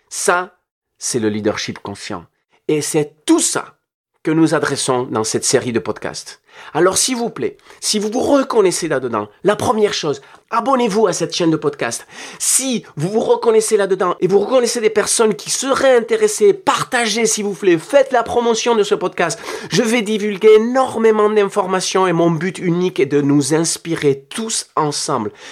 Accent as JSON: {"language": "French", "region": "Nouvelle-Aquitaine", "country": "France", "said": "Je viens du Pays basque et j'ai vécu dans mes tripes ce qui est une société divisée par le terrorisme et l'approche révolutionnaire violente."}